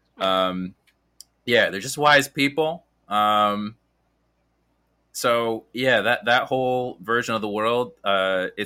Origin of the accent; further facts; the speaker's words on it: New York City, New York, United States; I'm from Brooklyn